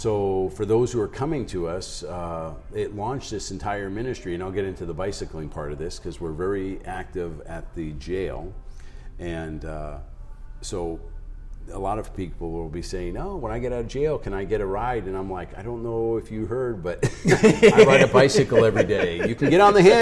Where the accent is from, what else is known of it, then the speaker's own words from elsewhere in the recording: East Coast, United States; now in South Dakota, United States; I grew up on the East Coast, so everything was rush